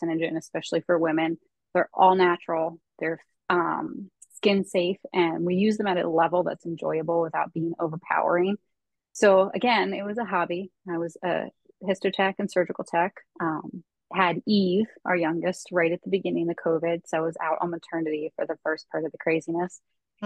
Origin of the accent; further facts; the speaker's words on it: Pennsylvania, United States; moved away as an adult; now in Delaware, United States; I am originally from Pennsylvania